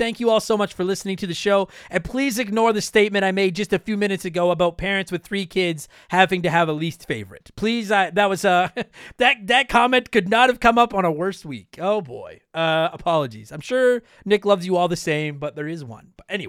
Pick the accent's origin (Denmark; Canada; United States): Canada; For baseball, I'm a Jays fan because I'm Canadian.